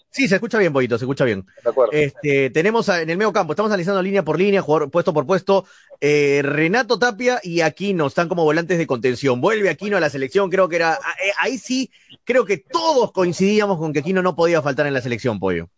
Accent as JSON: {"language": "Spanish", "country": "Peru", "said": "como peruanos"}